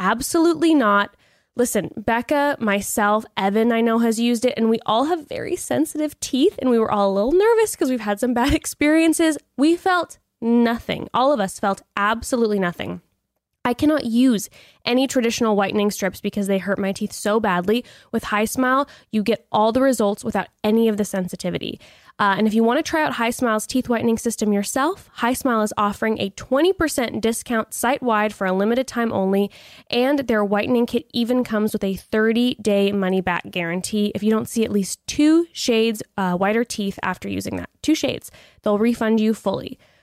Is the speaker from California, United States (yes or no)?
yes; Dana Point, California, United States; moved away; also born or lived in Laguna Beach, California; I was living in Dana Point right outside of Laguna Beach when they were filming the first season of Laguna Beach